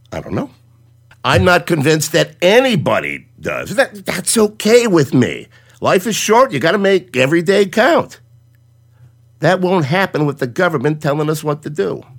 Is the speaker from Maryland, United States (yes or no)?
no; Cleveland, Ohio, United States; also born or lived in Willoughby, Ohio; I'm from Cleveland, born and raised. Live in Willoughby, 20 miles east of First Energy Stadium